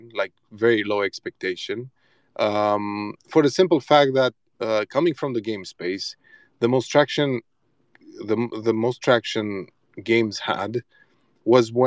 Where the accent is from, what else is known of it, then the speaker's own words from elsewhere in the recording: Transylvania, Romania; we're from Transylvania